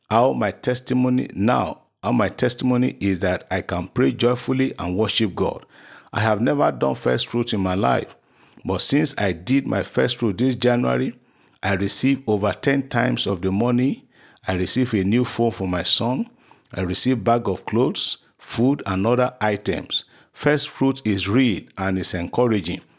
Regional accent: Lagos, Nigeria; from Lagos.

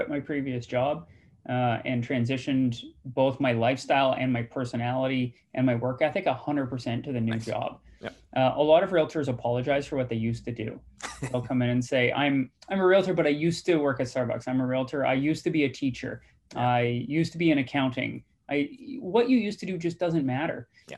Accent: British Columbia, Canada; also born or lived in Guelph, Ontario / Nova Scotia; who we are as British Columbians.

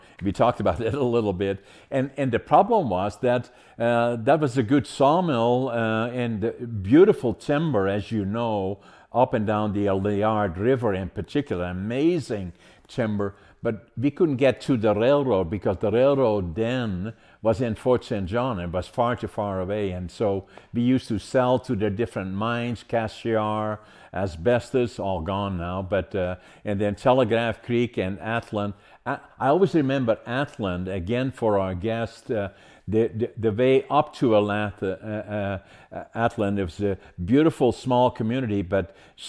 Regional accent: Netherlands; born there; I was born in Holland during the Second World War. I was born in 1940, liberated by the Canadians, actually, in April the 12th, 1945.

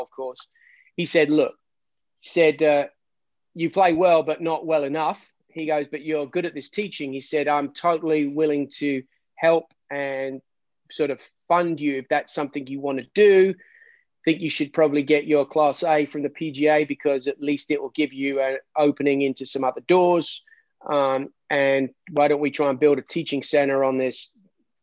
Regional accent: Surrey, South East England, United Kingdom; moved away as an adult; also born or lived in Hattiesburg, Mississippi / US South; now in United States; I'm originally from England, the UK, lots of people, just Surrey, just south of London, basically about 10 miles from the center of London.

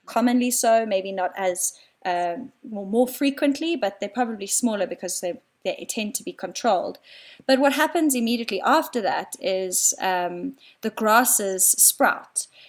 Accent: Cape Town, Western Cape, South Africa; moved away as an adult; now in Johannesburg, South Africa; I live up in Joburg. I'm originally from Cape Town. I moved up here about four years ago.

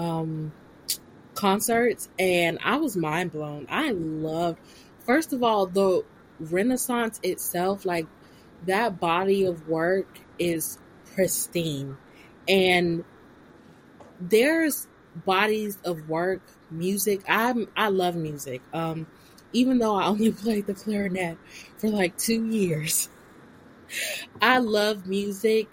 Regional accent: Florida, United States; also born or lived in Korea; I come from the South. I come from a very Southern family. Grew up in Baptist and Pentecostal churches my whole life

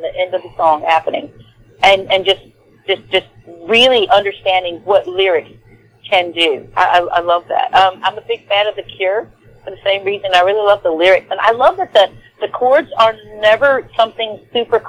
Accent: Natchez, Mississippi, United States; accent: country; now in Houston, United States; I am from Natchez, Mississippi

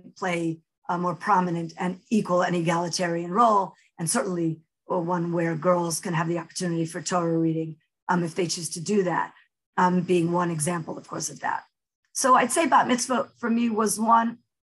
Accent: Netanya, Central District, Israel; also born or lived in New York; I guess I'll start with, I grew up in New York and Netanya, so on both sides of the ocean, a lot of back and forth. I had the privilege of being born in Israel, so I'm a Sabra

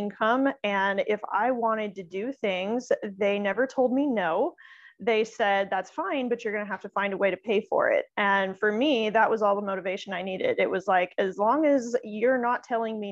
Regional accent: Midwest, United States; I actually grew up in the Midwest

